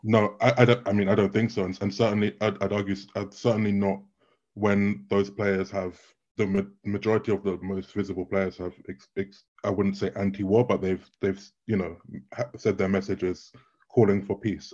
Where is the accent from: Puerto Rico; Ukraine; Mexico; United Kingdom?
United Kingdom; I'm also British